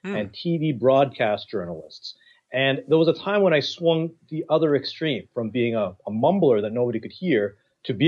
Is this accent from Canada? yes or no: yes; Toronto, Ontario, Canada; I was born in Toronto